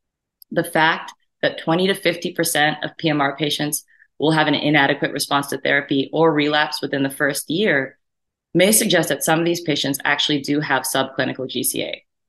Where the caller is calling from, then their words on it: Chicago, Illinois, United States; and I'm talking now from Chicago, Illinois.